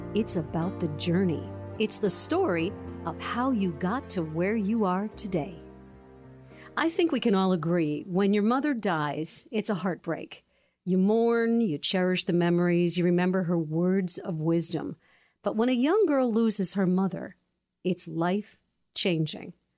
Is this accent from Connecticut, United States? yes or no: yes; Newington, Connecticut, United States; I grew up in Newington